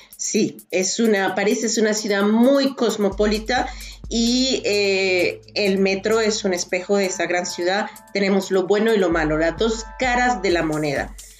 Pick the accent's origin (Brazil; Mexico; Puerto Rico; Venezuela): Venezuela; Valencia, Carabobo; Valencia, mi ciudad natal.